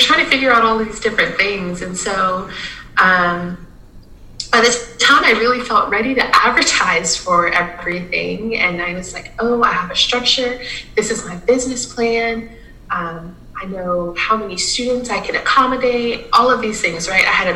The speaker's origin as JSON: {"language": "English", "region": "South Louisiana", "country": "United States", "tie": "born or raised there", "also_born_or_lived": "Lincoln, Nebraska", "moved": "as an adult", "said": "something that's so symbolic here in my hometown"}